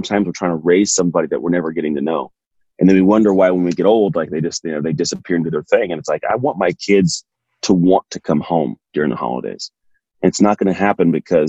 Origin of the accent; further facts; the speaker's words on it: East San Francisco Bay Area, California, United States; I grew up in the East San Francisco Bay Area